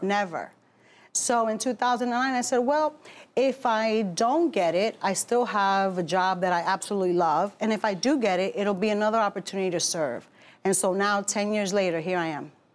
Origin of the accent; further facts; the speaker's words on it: Newark, New Jersey, United States; also born or lived in Bronx, New York; Born in the Bronx, raised in Newark.